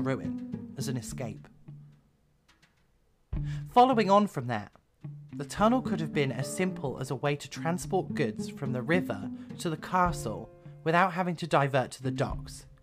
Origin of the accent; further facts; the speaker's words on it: Somerset, South West England, United Kingdom; I grew up in Somerset